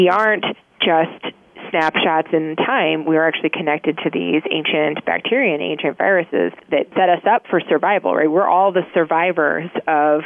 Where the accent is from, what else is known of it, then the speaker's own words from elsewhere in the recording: Czechia; now in United States; I'm actually originally from the Czech Republic, where women stay home for 2 years after they have a baby.